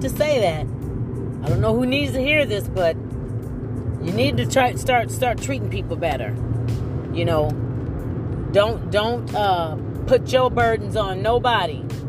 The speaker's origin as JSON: {"language": "English", "region": "Ohio", "country": "United States", "also_born_or_lived": "Oberlin, Ohio", "moved": "yes", "lives_now": "Louisville, United States", "said": "I'm from originally from Ohio, and the thing about when you come from a small town, you know, I, I live next to Oberlin College"}